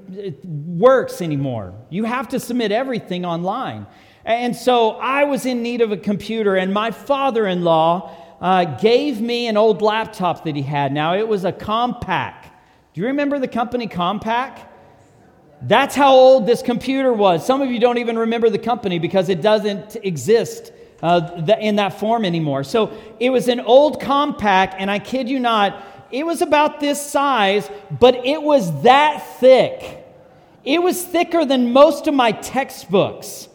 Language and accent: English; Texas, United States; I'm from Texas